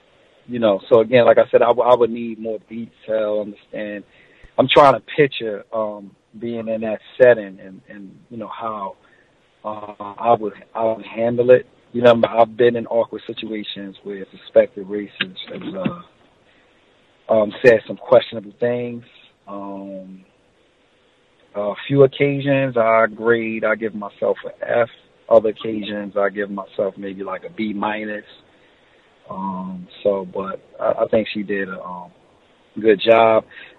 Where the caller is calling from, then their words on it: New Jersey, United States; Hey Gus, Vic, I'm from New Jersey.